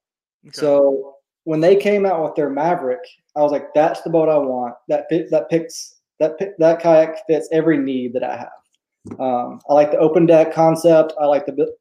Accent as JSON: {"language": "English", "region": "East Tennessee", "country": "United States", "tie": "born or raised there", "also_born_or_lived": "Georgia / Tampa, Florida / Corpus Christi, Texas", "moved": "as an adult", "lives_now": "Houston, United States", "said": "I was born in Georgia, but grew up in Tennessee, East Tennessee."}